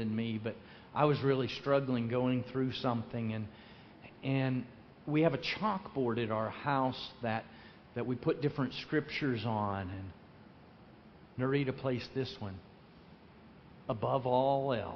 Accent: Lake Wales, Florida, United States; I'm from Lake Wales

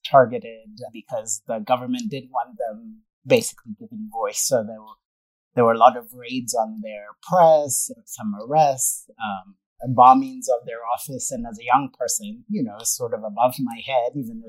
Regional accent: Kenya; I grew up in Kenya, started swimming at a really young age

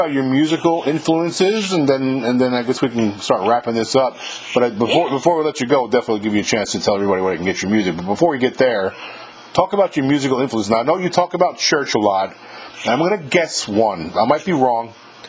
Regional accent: New York, United States; now in Mississippi, United States; I live in Mississippi now, like the home of the blues. I'm from New York originally, but I moved here about 21 years ago in Mississippi

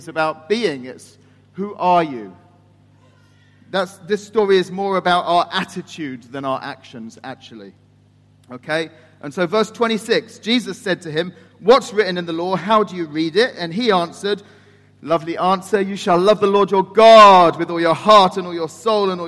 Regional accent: England, United Kingdom; moved away as an adult; now in Turkey; I'm the English person

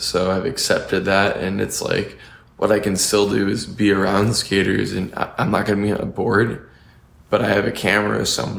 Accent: Santa Monica, California, United States; I was born in Santa Monica.

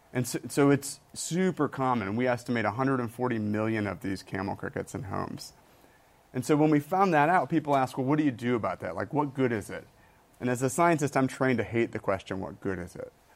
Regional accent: Michigan, United States; moved away; I grew up in Michigan

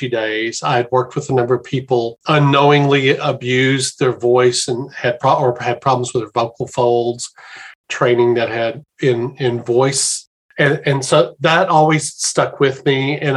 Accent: Little Rock, Arkansas, United States; moved away as an adult; also born or lived in Memphis, Tennessee / Fredericksburg, Texas / Tidewater, Virginia / Richmond, Virginia; now in Baltimore, United States; growing up in the Little Rock, Arkansas area

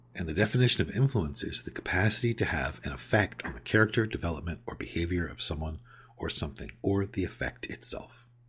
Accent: California, United States; moved away as an adult; also born or lived in New York; I grew up in California and I moved away to the other side of the country to New York for roughly a decade and have moved back and been back for over a decade now

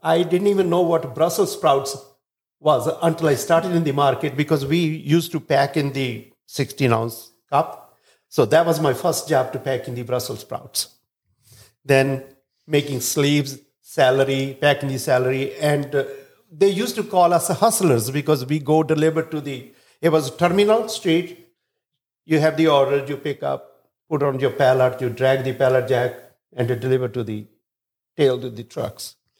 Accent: India; now in Chicago, United States; originally I'm from India

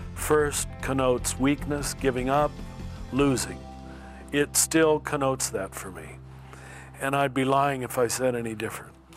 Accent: United States; I'm still an American

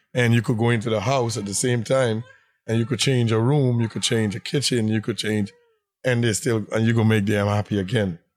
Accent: Guyana; moved away as an adult; now in Brooklyn, United States; originally, I'm from British Guyana

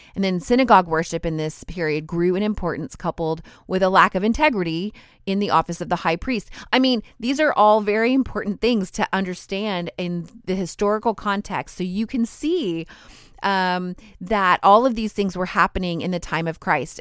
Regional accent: United States; my home country, in the United States.

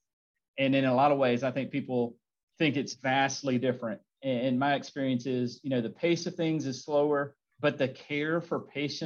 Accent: Montgomery, Alabama, United States; I grew up in Montgomery, Alabama

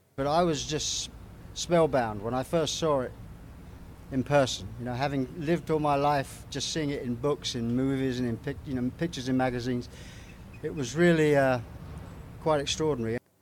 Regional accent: London, United Kingdom; I come from London

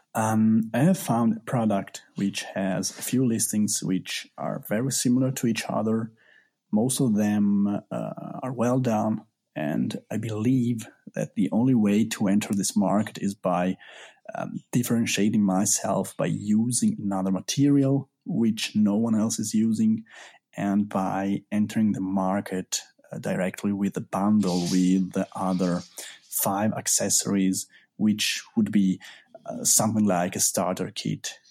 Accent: Italy; I'm from Italy.

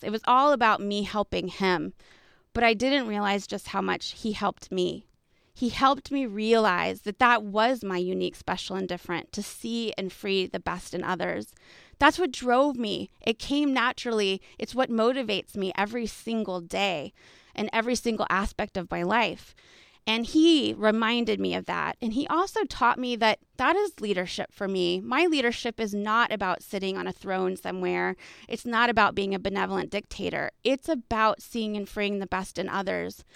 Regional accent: Texas, United States; I'm from Texas

